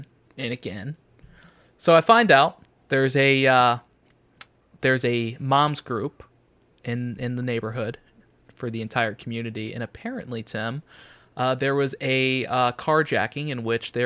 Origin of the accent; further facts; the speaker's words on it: the South, United States; now in Chicago, United States; I'm from the South